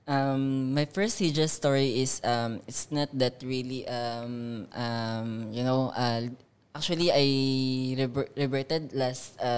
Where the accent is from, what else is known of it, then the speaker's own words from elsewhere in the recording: Philippines; from Philippines. So I'm second generation convert.